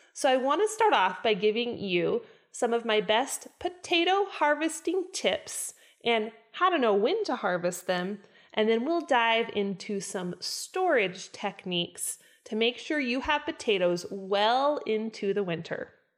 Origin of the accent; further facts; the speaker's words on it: Idaho, United States; I was born and raised in Idaho.